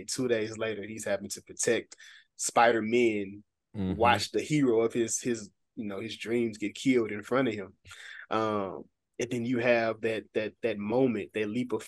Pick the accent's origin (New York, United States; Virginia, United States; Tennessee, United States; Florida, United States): Tennessee, United States; Memphis; now in Little Rock, United States; I am originally from Memphis, Tennessee